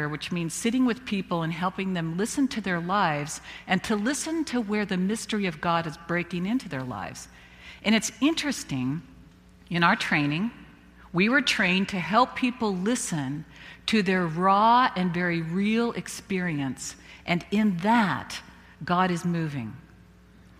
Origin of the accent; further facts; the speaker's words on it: Visalia, California, United States; my hometown in Visalia